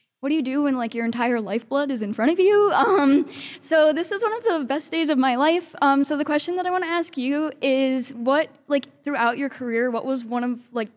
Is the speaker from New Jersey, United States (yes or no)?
yes; New Jersey, United States; I'm from everybody's favorite state, New Jersey